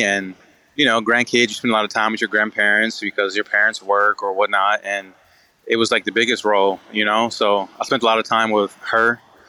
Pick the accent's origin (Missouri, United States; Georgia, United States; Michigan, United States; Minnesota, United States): Michigan, United States; Detroit; Yeah, they were rough, man. They were, you know, like, you know, I'm from Detroit.